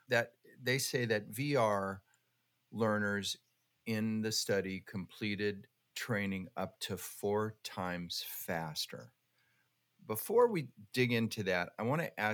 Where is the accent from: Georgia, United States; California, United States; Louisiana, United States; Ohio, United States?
California, United States; Downey; I grew up in Downey, California